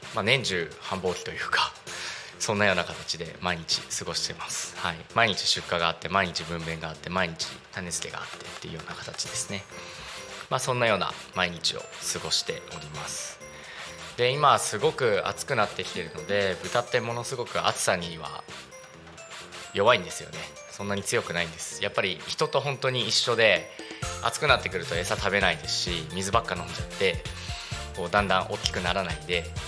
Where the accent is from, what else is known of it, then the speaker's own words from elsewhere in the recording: Narita, Chiba, Japan; 私の地元のですね成田市の、えーと、羽生地区っていうとこなんですけれども